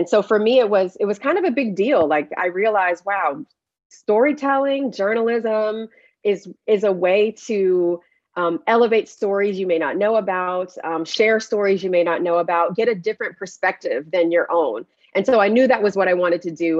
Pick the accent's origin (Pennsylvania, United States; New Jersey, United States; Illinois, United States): New Jersey, United States; Paterson; I'm from a fairly large city in New Jersey, Paterson, New Jersey.